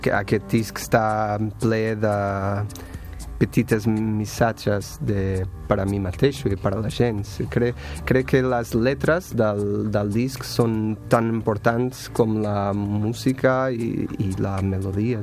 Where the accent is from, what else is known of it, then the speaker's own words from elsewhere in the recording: Portugal; Catalan is a second language; moved away as an adult; now in Barcelona, Spain; soc de Portugal